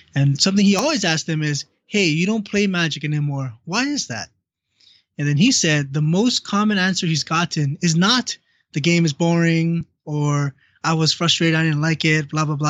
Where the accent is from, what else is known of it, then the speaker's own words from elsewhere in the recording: Hawaii, United States; growing up in Hawaii. That's what I did